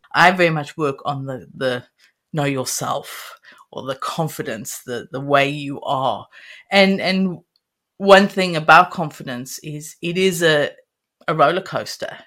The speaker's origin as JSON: {"language": "English", "country": "South Africa", "tie": "born or raised there", "said": "I grew up in South Africa and um, absolutely loved growing up in there"}